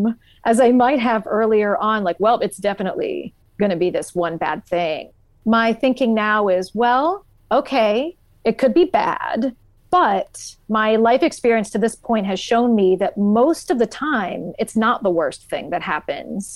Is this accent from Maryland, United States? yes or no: no; Columbus, Ohio, United States; I live in Columbus, Ohio, which is my hometown. I've lived here my whole life